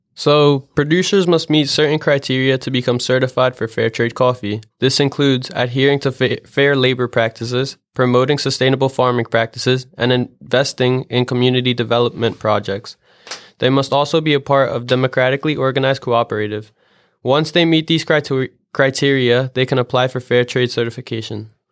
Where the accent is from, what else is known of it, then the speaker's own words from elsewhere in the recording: East Coast, United States; growing up around the East Coast